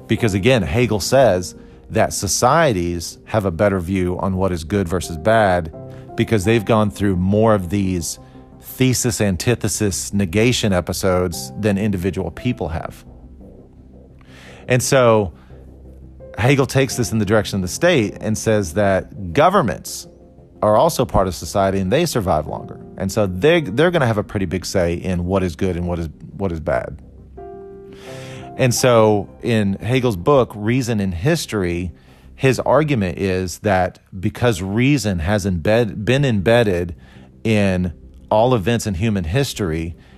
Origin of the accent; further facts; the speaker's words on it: Costa Rica; born there; the fact that I was born in Costa Rica, all these things that were kind of good or bad.